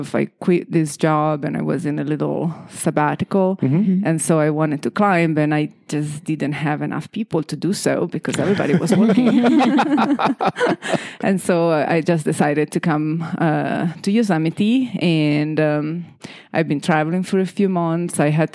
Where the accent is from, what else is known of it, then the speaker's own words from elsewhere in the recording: Italy; English is a second language; moved away as an adult; now in Mono County, United States; Well, I am from Italy originally, and I came to the United States for the first time. It was 2011